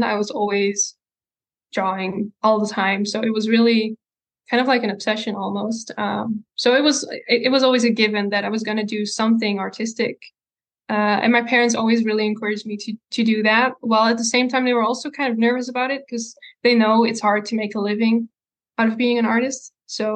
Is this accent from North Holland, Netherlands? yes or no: no; Breda, North Brabant, Netherlands; From Breda, so there's like the city in the like south of the Netherlands, close to the Belgium border. I've mm-hmm. lived there all my life